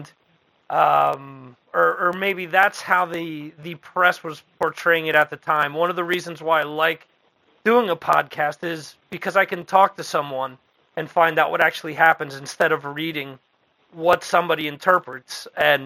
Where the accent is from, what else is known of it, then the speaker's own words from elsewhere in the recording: Dover, New Jersey, United States; I mentioned that I was from originally from Morris County. The town where I grew up in is where Joe Kubert actually started his school back in the 80s mm-hmm. in a town called Dover